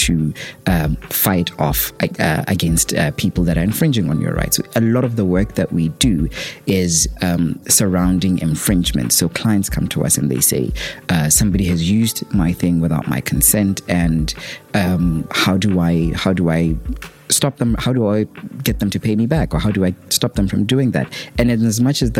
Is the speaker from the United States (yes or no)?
no; Botswana; from Botswana